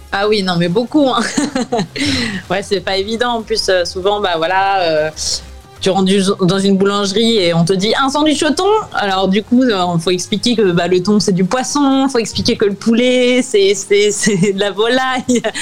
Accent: France; now in New York, United States; mon pays natal

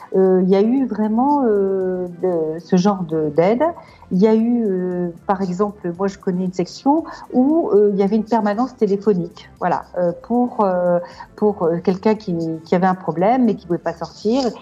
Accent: Lille, Hauts-de-France, France; moved away as an adult; now in Marrakech, Morocco; Lille, je suis une ch'ti à 100%

